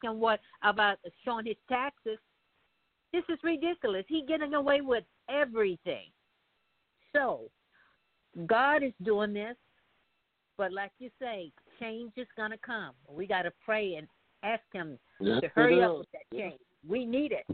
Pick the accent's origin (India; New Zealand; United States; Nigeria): United States; We as American, I say we, because I'm a part of America too.